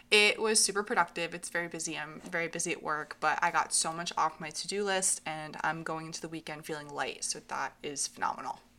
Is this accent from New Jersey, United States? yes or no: no; Hartland, Vermont, United States; I grew up in Heartland, Vermont.